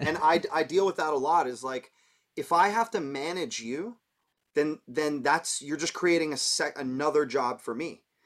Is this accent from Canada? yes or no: yes; Toronto, Ontario, Canada; moved away as an adult; also born or lived in New York; I'm from Toronto, so being Canadian